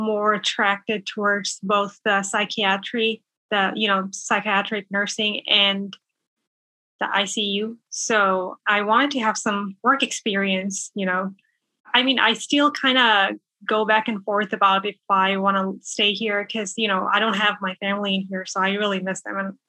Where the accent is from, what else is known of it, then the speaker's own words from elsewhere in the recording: Bangladesh; moved away as an adult; now in Menifee, United States; I'm originally from Bangladesh and right now I'm living in Menifee. That's in Southern California